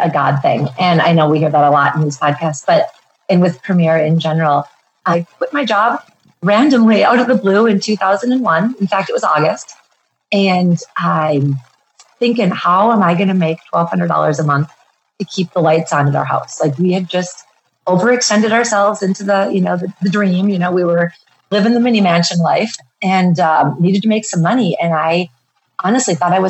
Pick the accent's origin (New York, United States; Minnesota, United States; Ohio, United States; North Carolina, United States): Minnesota, United States; Minneapolis; now in Bozeman, United States; I live in Bozeman, Montana, but I'm originally from the Minneapolis area